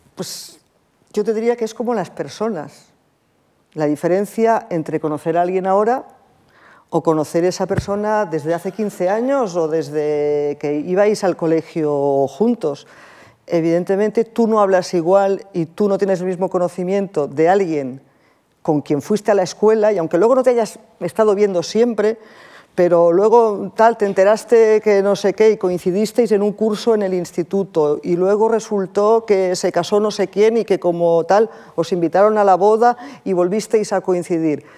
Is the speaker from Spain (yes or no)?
yes; Barcelona, Catalonia, Spain; moved away; also born or lived in Russia; yo que soy de Barcelona, soy del Mediterráneo, soy muy mediterránea